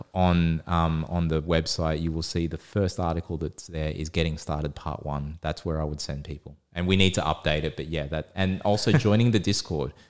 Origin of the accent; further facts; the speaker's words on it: Australia; we're Aussie